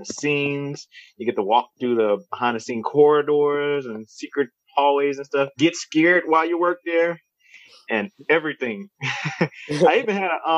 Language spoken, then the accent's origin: English; Baton Rouge, Louisiana, United States; I was born and raised here in Baton Rouge, Louisiana.